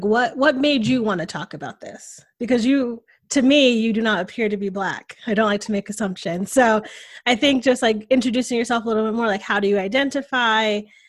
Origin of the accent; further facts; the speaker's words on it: New England, United States; but growing up in New England and living now in a Southern state, like what a culture shock that was for me